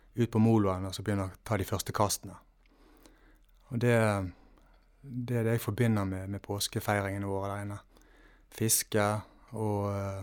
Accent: Valestrand, Vestland, Norway; hjemme på Valestrand.

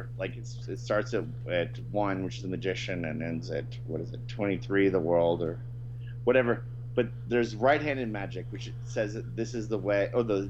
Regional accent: the South, United States; You know, I'm from the South, and I, you know, despise Sherman and all these guys.

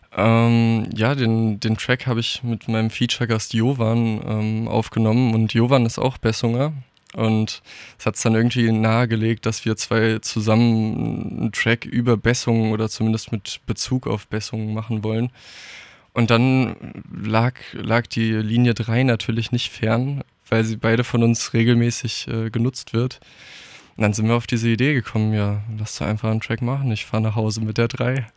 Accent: Darmstadt, Hesse, Germany; Also ich bin hier groß geworden, ich durfte hier aufwachsen

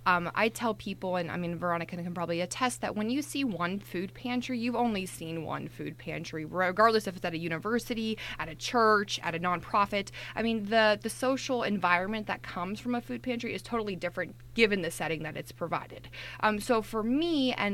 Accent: Johnstown, Pennsylvania, United States; growing up in rural Pennsylvania, I'm originally from Johnstown, Pennsylvania

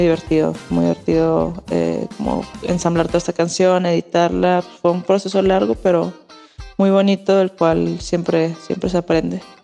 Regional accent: Chihuahua, Mexico; Yo soy de Chihuahua

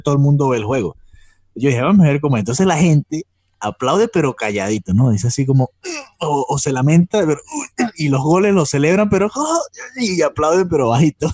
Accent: Venezuela; now in Miami, United States; nosotros somos venezolanos

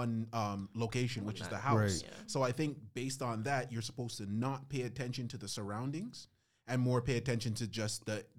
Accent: Canada; I am the C, the Canadian.

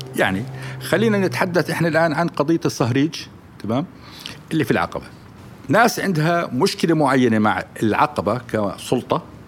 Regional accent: Jordan; احنا عندنا في الاردن

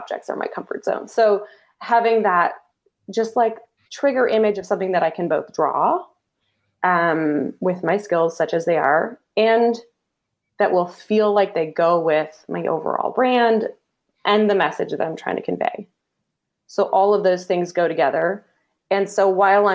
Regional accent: Canada; Canadian. I'm a Canadian

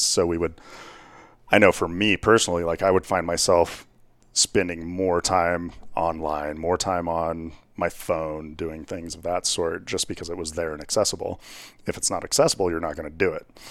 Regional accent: Whitewater, Colorado, United States; I grew up out in Whitewater, Colorado

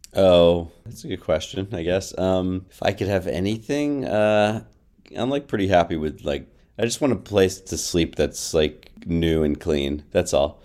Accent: Florida, United States; I grew up in Florida

